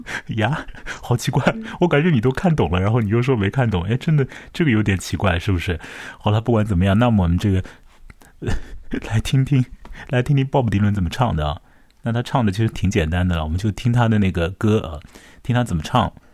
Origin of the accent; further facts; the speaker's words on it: Chongming Island, Shanghai, China; 在我的老家，在长江尽头的崇明岛